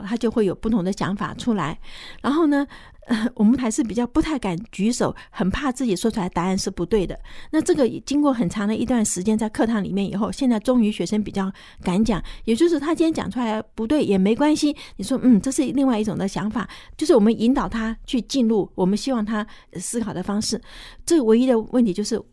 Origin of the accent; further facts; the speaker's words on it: Taiwan; moved away; also born or lived in United States; 我刚回台湾的时候